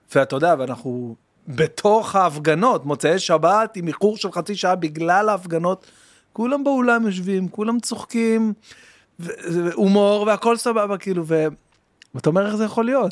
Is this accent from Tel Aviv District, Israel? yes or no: yes; Bat Yam, Tel Aviv District, Israel; also born or lived in Jerusalem; גדלתי בבת ים, כאילו, בירושלים, אבל עברנו לבת ים